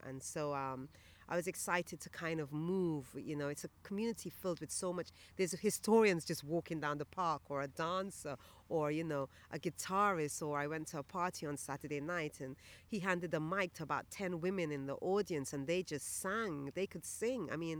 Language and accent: English; Brixton, London, United Kingdom; also born or lived in Guyana; So I lived in Brixton for most of my life. And before that, I was born in Brixton and then I went to Guyana and came back to Brixton.